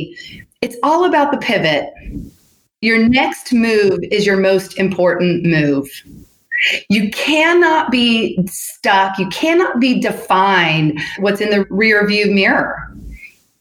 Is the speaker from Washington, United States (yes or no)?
yes; Seattle, Washington, United States; moved away as an adult; also born or lived in Nashville, Tennessee / San Francisco, California; I was born in Nashville, but I was raised in Seattle